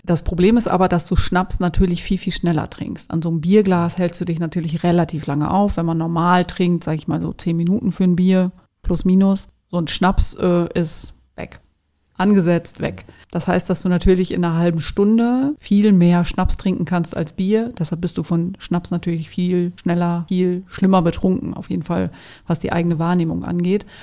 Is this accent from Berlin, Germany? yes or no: no; Emsland, Lower Saxony, Germany; bei uns im Emsland